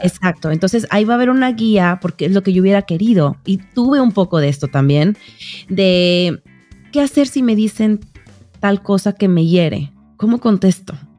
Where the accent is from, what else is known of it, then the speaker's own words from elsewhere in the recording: Mexico; moved away as an adult; now in United States; yo soy mexicana, pero vivo en Estados Unidos hace 12 años